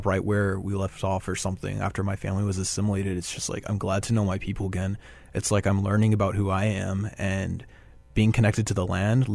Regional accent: Dallas, Texas, United States; moved away as an adult; also born or lived in Minneapolis / France / Romania; now in Winnipeg, Canada; I was raised in South Dallas. Well, I was raised in a neighborhood called Oak Cliff

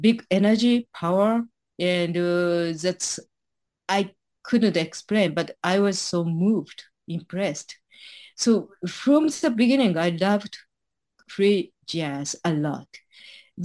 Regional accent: Japan; I was born in Japan, grew up in here in Japan

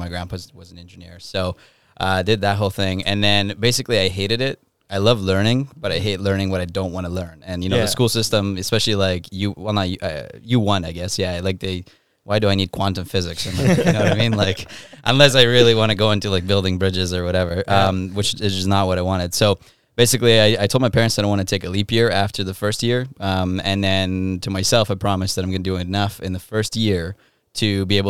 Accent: Ukraine; Backstory. I'm from Ukraine. European parents, very strict.

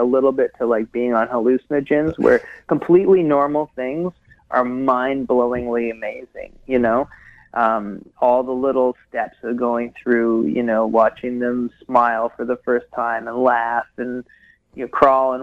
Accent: Hamilton, Ontario, Canada; moved away as an adult; also born or lived in Wisconsin / Seattle / Victoria / Vancouver; now in Ottawa, Canada; my home where I grew up in Hamilton

